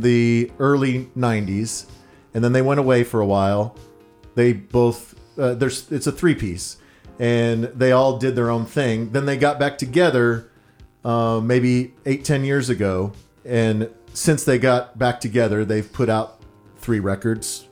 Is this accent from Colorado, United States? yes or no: no; Texas, United States; I was from Texas